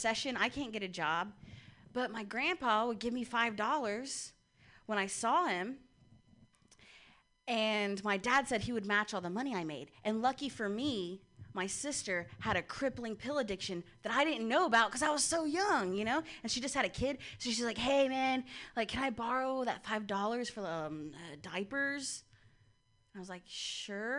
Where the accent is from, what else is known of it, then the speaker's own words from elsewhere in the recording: Ohio, United States; I'm from Ohio